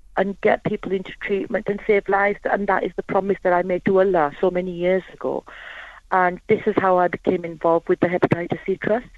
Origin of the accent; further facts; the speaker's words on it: Huddersfield, Yorkshire and the Humber, United Kingdom; I'm from Huddersfield.